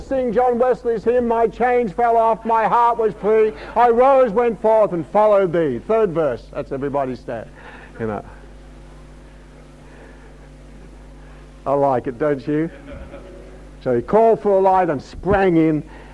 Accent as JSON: {"language": "English", "country": "Australia", "said": "being an Australian"}